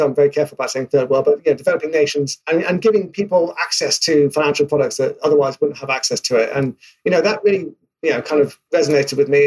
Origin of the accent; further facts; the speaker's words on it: United Kingdom; accent: British; obviously based in the UK. In case my accent didn't give that away